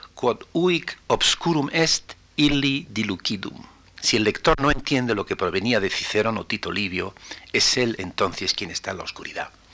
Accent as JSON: {"language": "Spanish", "country": "Spain", "said": "como español"}